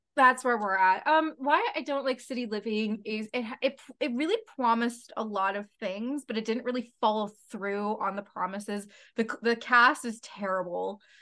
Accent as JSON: {"language": "English", "town": "London", "region": "Ontario", "country": "Canada", "tie": "born or raised there", "said": "I was born in London, Ontario"}